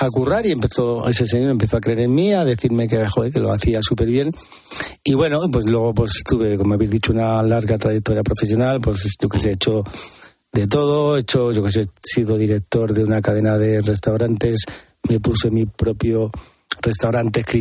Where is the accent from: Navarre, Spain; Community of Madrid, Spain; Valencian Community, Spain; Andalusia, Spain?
Community of Madrid, Spain; Madrid; soy un, tío de Vallecas